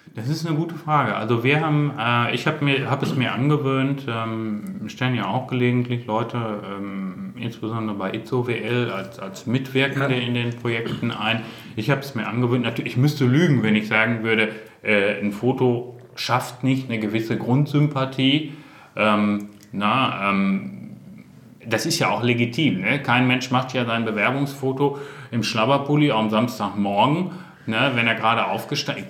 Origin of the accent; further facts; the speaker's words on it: North Rhine-Westphalia, Germany; bin auch aus Westfalen